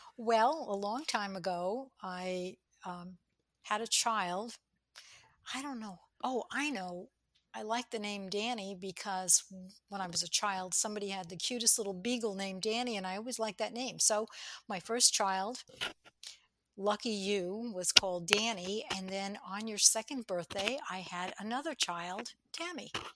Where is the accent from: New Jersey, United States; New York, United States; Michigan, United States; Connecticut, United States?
New York, United States; I was brought up in New York